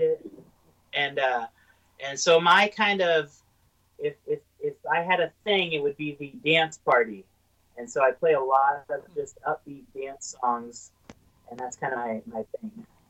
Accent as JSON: {"language": "English", "region": "Southern Illinois", "country": "United States", "tie": "born or raised there", "moved": "yes", "lives_now": "Durango, United States", "said": "I grew up in Southern Illinois"}